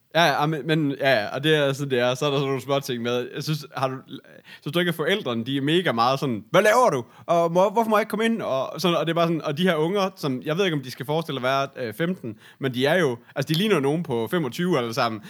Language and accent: Danish; Aarhus, Central Denmark Region, Denmark; Sådan gjorde vi ikke hjemme i Aarhus